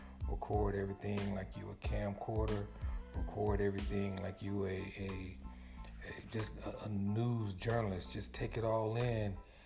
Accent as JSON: {"language": "English", "region": "California", "country": "United States", "tie": "born or raised there"}